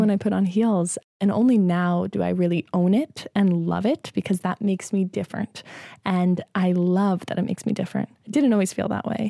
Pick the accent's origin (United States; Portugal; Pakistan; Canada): United States; Midwest; I grew up in the Midwest